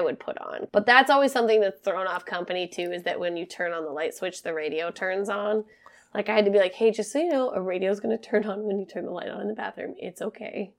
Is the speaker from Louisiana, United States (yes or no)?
no; Montana, United States; moved away; the last day we were in my hometown